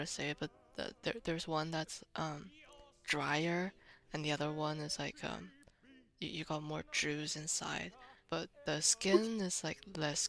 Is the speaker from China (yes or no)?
yes; China; I'm also from China